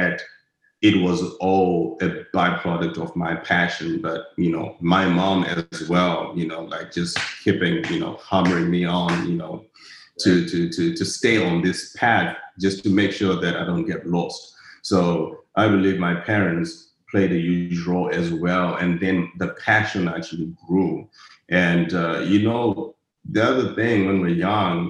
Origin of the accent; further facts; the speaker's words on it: Harare, Zimbabwe; now in Dallas, United States; I come from the ghetto back in Zimbabwe, in Harare. I grew up in a place called Zivarasepa